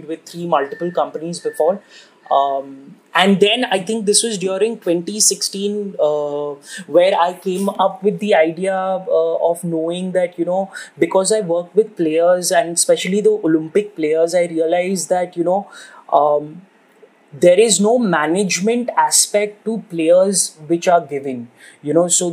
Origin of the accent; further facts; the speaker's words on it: India; also born or lived in Bangalore; growing up in India